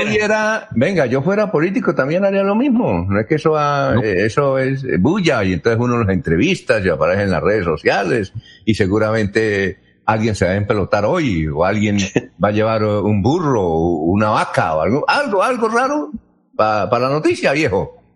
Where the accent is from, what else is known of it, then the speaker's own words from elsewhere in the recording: Barichara, Santander, Colombia; en mi tierra, Barichara